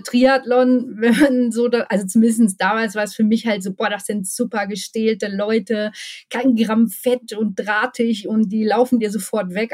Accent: Ruhr area, North Rhine-Westphalia, Germany; now in Bochum, Germany; Ich bin ähm, ein echtes Ruhrpott-Blag, sagt man hier. Ähm, bin im Ruhrpott geboren, ähm, habe schon in verschiedenen Ruhrpottstädten gewohnt

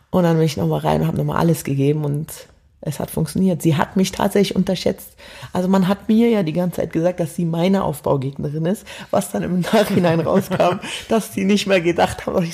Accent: Berlin, Germany; also born or lived in Hamburg; also ich komme ja ursprünglich aus Berlin, habe dann in Hamburg gewohnt

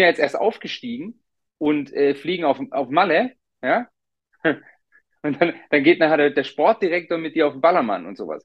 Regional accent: Germany; also born or lived in Munich; bei uns in Deutschland

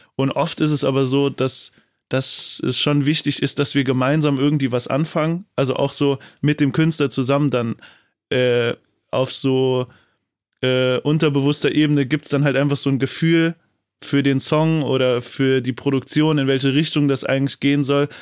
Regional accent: Saarland, Germany; ich bin gebürtig auch aus dem Saarland

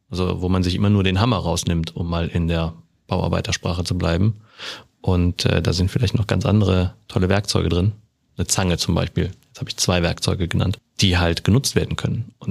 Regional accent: Rhineland, Germany; now in Bavaria, Germany; Also das lernt man in Bayern als Rheinländer.

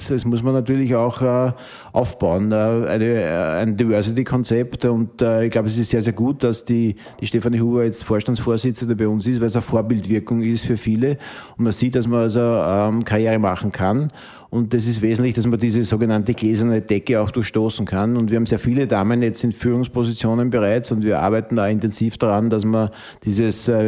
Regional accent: Upper Austria, Austria; ich komme aus dem Innviertel.

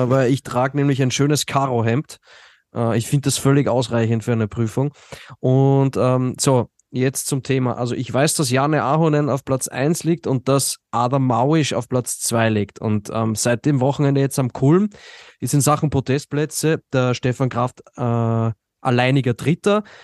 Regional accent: Austria; Okay, ja, was soll ich jetzt als Österreicher sagen?

